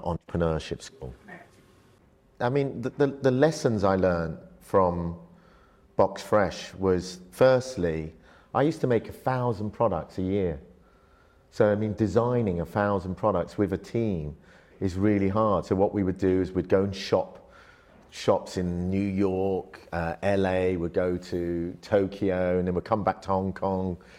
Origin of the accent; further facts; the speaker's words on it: London, United Kingdom; also born or lived in Malaysia; I went from an upbringing where in Malaysia, my family were a very wealthy family. We had a very big rubber plantation, uh, had, you know, servants, cleaners, X, Y, Z, to being in a council estate in London, literally with nothing.